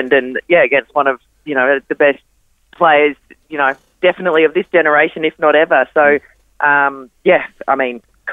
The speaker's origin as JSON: {"language": "English", "town": "Gold Coast", "region": "Queensland", "country": "Australia", "tie": "born or raised there", "also_born_or_lived": "Adelaide, South Australia", "said": "I grew up on the Gold Coast. We did move to Adelaide for 5 years when I was little"}